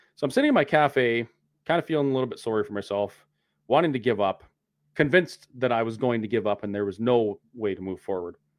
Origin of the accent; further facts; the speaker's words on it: Canada; protesting as a Canadian citizen who has the right to protest and peacefully assemble